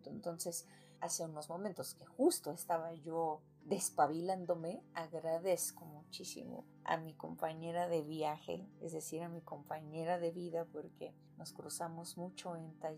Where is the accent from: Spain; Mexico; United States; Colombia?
Mexico; somos mexicanos chingones.